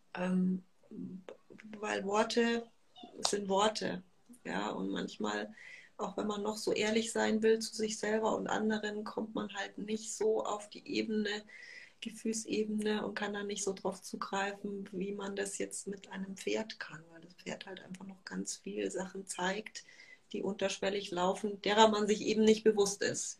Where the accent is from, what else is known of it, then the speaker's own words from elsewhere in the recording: Munich, Bavaria, Germany; ich komme aus München